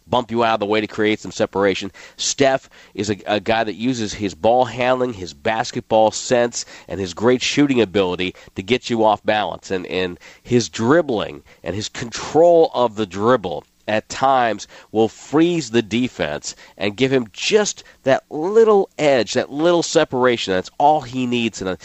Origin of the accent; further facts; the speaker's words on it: New England, United States; moved away; I grew up in New England.